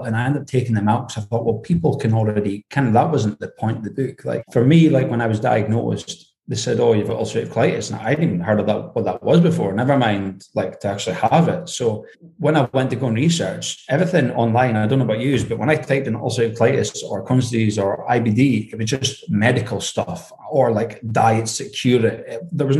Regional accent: Aberdeen, Scotland, United Kingdom; accent: Scottish; Yeah, up in Aberdeen. I mean, my accent's actually pretty neutral because I've worked away from home for so many years, like around different people.

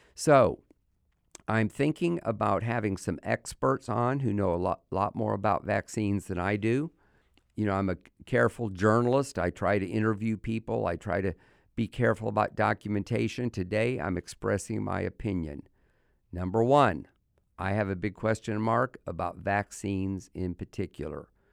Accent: United States; as an American

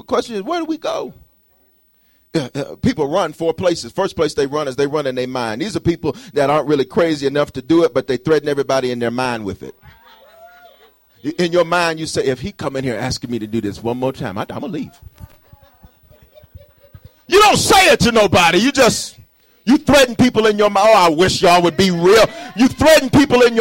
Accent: Memphis, Tennessee, United States; now in Colorado, United States; I grew up in Memphis and on Sella Street, 930 something Sella Street.

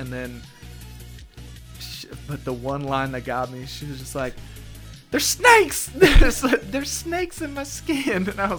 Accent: Whitwell, Tennessee, United States; accent: Southern drawl; I'm from Whitwell.

